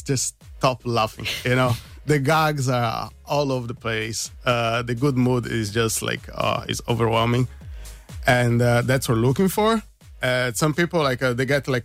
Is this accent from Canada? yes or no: no; Brazil; moved away as an adult; now in Ireland; I'm from Brazil myself